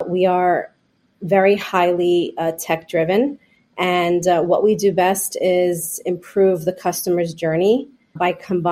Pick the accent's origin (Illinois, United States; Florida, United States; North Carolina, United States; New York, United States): New York, United States; I am first generation born and raised in New York